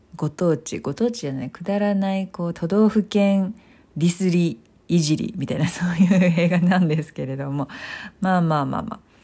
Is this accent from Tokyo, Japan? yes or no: yes; Tokyo, Japan; 東京出身で東京生まれ東京育ちですので